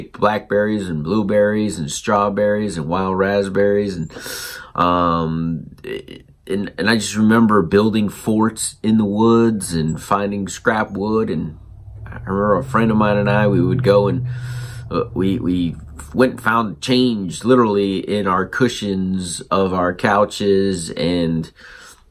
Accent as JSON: {"language": "English", "region": "South Florida", "country": "United States", "tie": "born or raised there", "also_born_or_lived": "Connecticut", "said": "growing up in South Florida on a beach after we left Connecticut"}